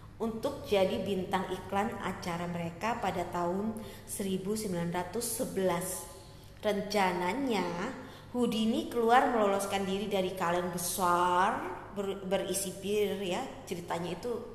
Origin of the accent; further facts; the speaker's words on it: Surabaya, East Java, Indonesia; Gue lahir di Surabaya